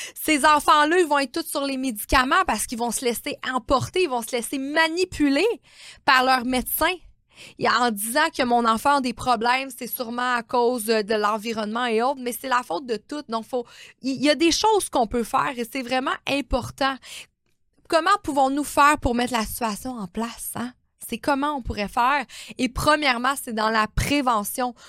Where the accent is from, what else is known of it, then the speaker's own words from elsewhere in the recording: Quebec, Canada; nous, on a été élevés hein, au Québec